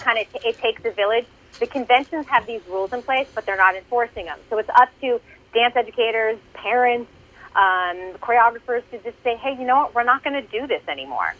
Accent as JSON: {"language": "English", "region": "Massachusetts", "country": "United States", "said": "I'm from Massachusetts"}